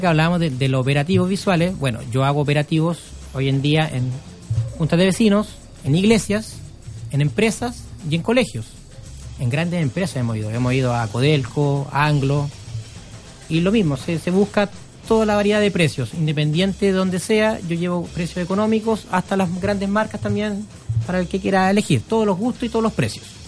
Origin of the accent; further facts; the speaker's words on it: Chile; como buen chileno